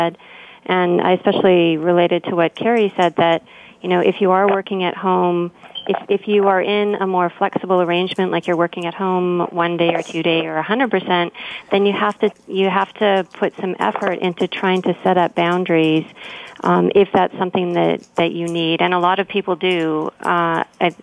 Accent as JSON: {"language": "English", "region": "Saskatchewan", "country": "Canada", "tie": "born or raised there", "moved": "yes", "lives_now": "Burnaby, Canada", "said": "I grew up in the Midwest in a place called Saskatchewan, which has really long cold winters."}